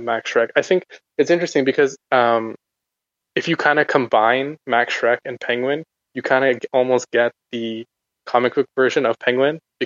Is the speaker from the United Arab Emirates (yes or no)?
yes; Abu Dhabi, United Arab Emirates; I was actually growing up in the Middle East in Abu Dhabi